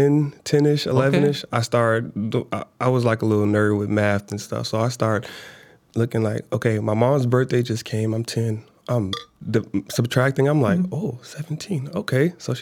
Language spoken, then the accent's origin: English; Chicago, Illinois, United States; Yeah, man. Southside, born and raised, man. I was born 80th in Marshfield.